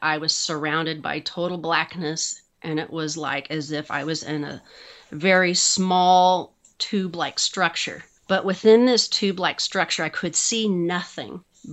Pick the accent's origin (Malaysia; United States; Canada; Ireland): United States; Kansas City, Missouri; also born or lived in Lee's Summit, Missouri; I'm from the Kansas City area. I was born and raised here